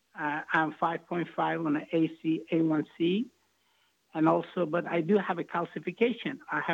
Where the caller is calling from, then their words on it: Texas, United States; I'm calling from Texas, and I do have, I'm 65 years old